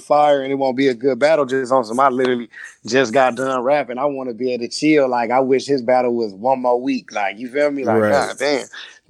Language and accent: English; Compton, California, United States; I'm from Compton